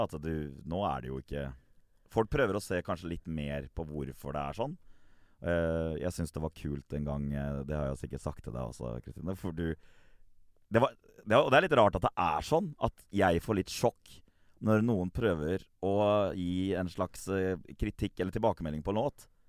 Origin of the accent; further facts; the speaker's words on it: Gressvik, Østfold, Norway; når jeg vokste opp på Gressvik